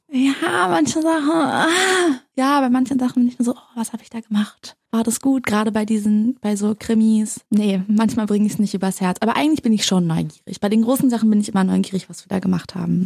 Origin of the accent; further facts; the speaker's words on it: Berlin, Germany; moved away; also born or lived in United States; Ich bin ja auch in Berlin groß geworden, in der Nähe von der Mauer